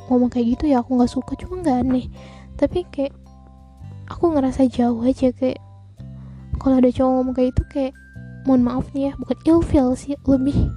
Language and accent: Indonesian; Palembang, South Sumatra, Indonesia; aku tinggal di Sumatera aku besar di Sumatera Selatan aku dari Palembang